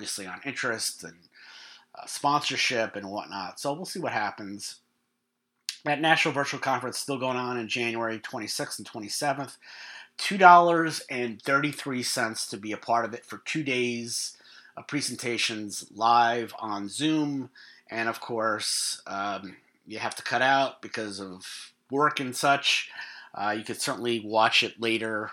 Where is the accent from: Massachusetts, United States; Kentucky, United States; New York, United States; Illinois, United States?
New York, United States; We haven't been in New York, my hometown, since 2019